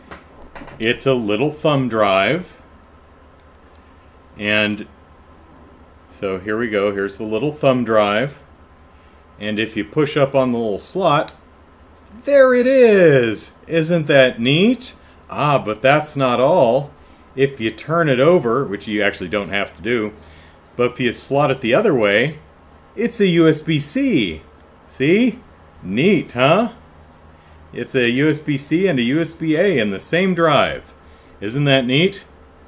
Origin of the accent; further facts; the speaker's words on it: Phoenix, Arizona, United States; also born or lived in Los Angeles, California; now in San Diego, United States; Parents got divorced, and mom took the kids to where her family lived, which was Phoenix, Arizona. So that's where I grew up. So we moved out there when I was about six